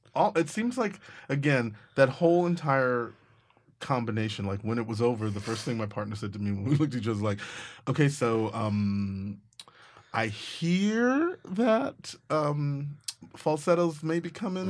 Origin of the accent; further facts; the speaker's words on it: Texas, United States; I'm from Texas